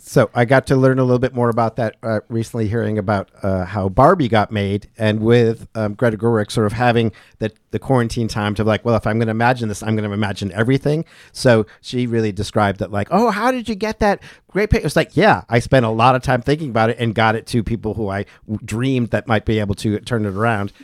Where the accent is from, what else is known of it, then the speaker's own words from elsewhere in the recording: New England, Western Massachusetts, United States; now in Asheville, United States; growing up in New England, as I did as well